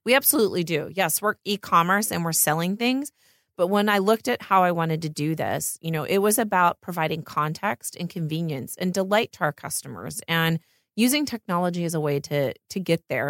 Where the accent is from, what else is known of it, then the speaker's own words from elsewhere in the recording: Pennsylvania, United States; moved away as an adult; now in Los Angeles, United States; I grew up in Pennsylvania, in the middle of nowhere.